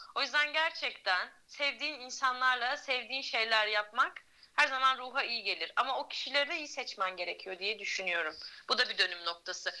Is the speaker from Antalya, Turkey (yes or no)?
yes; Antalya, Turkey; moved away as an adult; also born or lived in Tekirdağ; ben Antalya'da doğdum, büyüdüm